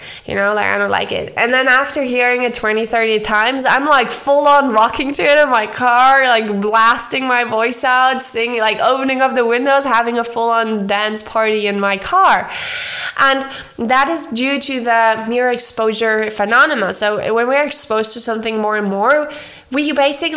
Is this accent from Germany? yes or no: yes; Germany; moved away as an adult; now in Argentina; growing up in Germany